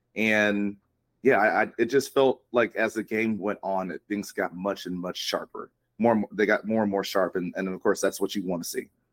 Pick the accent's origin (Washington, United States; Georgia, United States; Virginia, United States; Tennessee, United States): Georgia, United States; Atlanta; moved away as an adult; also born or lived in Stanford, California; I'm initially from Atlanta, uh, grew up there, came to school out here on the West Coast at Stanford